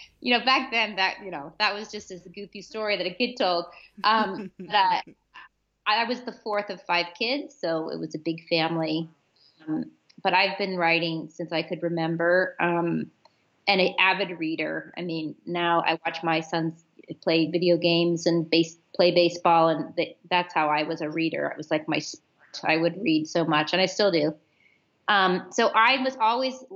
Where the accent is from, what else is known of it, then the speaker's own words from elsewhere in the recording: Warren, Ohio, United States; My childhood was in Ohio in a little town called Warren, which is about an hour or so south of Cleveland, right on the Pennsylvania border.